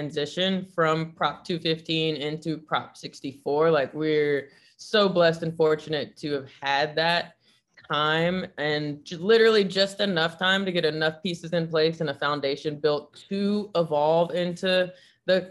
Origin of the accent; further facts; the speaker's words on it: Nashville, Tennessee, United States; moved away as an adult; now in San Francisco, United States; I was growing up in Nashville, Tennessee